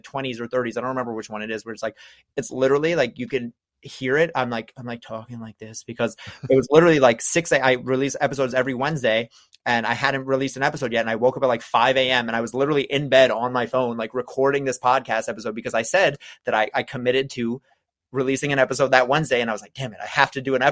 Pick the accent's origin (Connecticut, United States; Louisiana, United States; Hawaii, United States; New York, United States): New York, United States; I'm from New York. I talk fast.